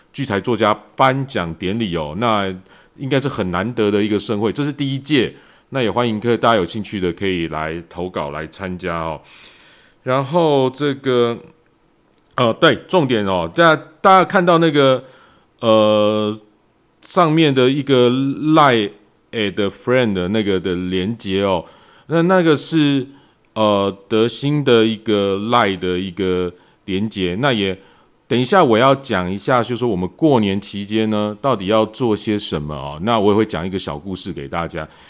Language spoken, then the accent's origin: Chinese; Taiwan; 因为我们台湾人搞不清楚 MT Four、MT Five 这种东西哦。